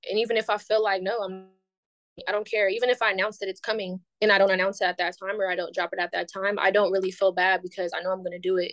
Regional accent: Bay Area, California, United States; moved away as an adult; now in Atlanta, United States; born and raised in the Bay Area. I now live in Atlanta

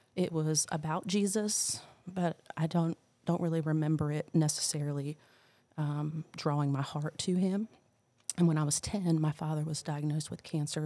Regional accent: New Jersey, United States; moved away; I'm from New Jersey originally

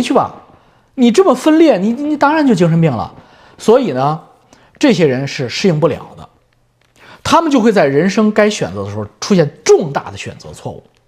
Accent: China; now in Canada; 我们中国人

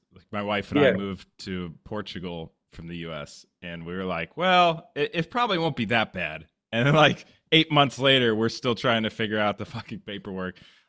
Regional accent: Southern California, United States; I grew up in Southern California

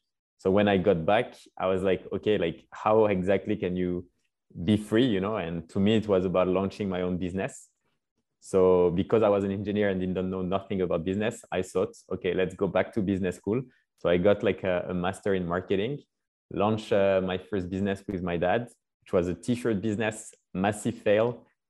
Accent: Paris, Île-de-France, France; also born or lived in Scotland; So I grew up in Paris, France.

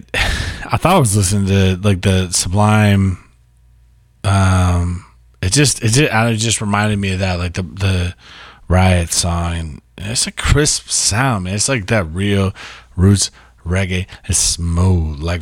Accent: Massachusetts, United States; also born or lived in California / New Hampshire; I'm from Mass

